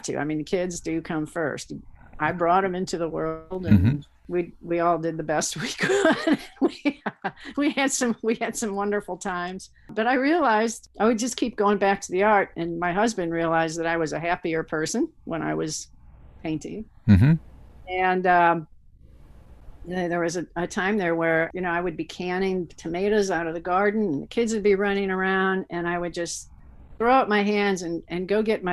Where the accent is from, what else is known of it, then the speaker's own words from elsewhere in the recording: St. Louis, Missouri, United States; moved away as an adult; now in Fulton, United States; I'm from St. Louis and grew up in West County, a little, you know, middle class parochial